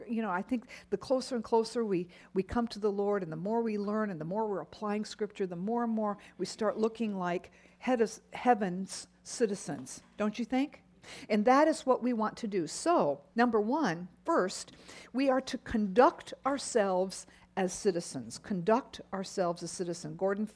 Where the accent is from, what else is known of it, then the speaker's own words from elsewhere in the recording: Japan; As a little girl, you all know that I grew up in Japan